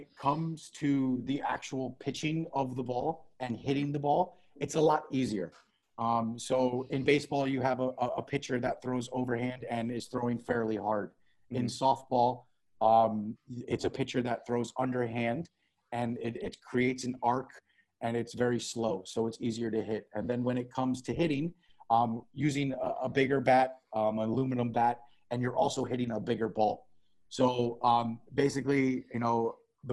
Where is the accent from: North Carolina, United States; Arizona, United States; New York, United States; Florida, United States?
Florida, United States; South; moved away as an adult; also born or lived in Chicago, Illinois; now in United Arab Emirates; we grew up in South Florida. So Miami, Fort Lauderdale, West Palm Beach, that area. That's where we're from